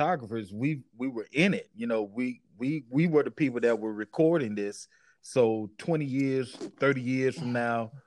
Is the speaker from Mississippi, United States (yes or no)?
yes; Mississippi, United States; we're from Mississippi